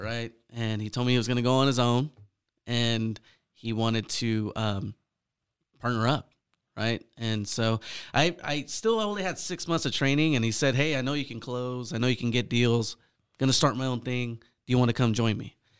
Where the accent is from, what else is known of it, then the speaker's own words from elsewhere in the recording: Fresno, California, United States; born and raised in Fresno, California, Central Valley.